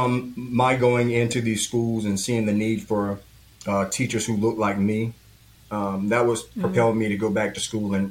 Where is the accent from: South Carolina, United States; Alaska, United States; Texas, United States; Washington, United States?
South Carolina, United States; Florence; I grew up in Florence, South Carolina